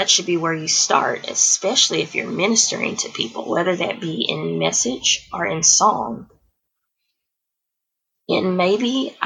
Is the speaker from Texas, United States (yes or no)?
yes; Houston, Texas, United States; now in The Woodlands, United States; I grew up in Houston, Texas, and my neighborhood was diverse